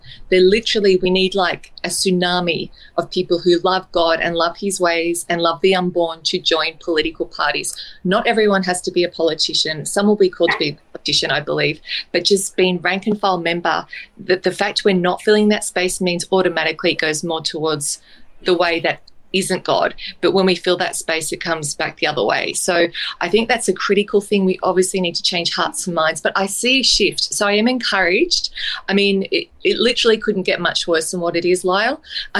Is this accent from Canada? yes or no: no; Sydney, New South Wales, Australia; now in Brisbane, Australia; I'm originally from Sydney